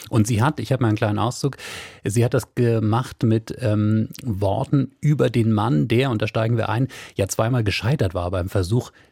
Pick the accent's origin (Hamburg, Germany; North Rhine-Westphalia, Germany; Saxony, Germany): Hamburg, Germany; born there; also born or lived in Cologne; Ich sage es nochmal als gebürtige Hamburgerin, ähm, aber eben als eine Frau, die ein paar Jahre ihres Lebens äh, in Köln verbracht hat.